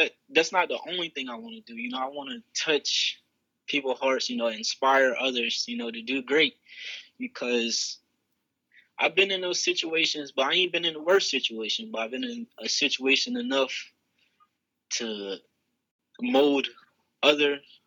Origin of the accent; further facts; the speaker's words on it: Bridgeville, Delaware, United States; I'm actually from Coverdale Crossroads down in Bridgeville, Delaware.